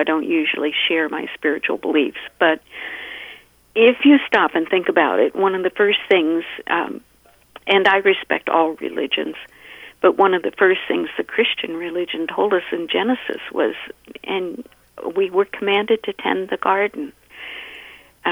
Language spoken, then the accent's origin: English; United States; moved away as an adult; also born or lived in Virginia / Maryland; now in Minnesota, United States; I grew up back east in Maryland and Virginia. And that's why I know I still have a little bit of an accent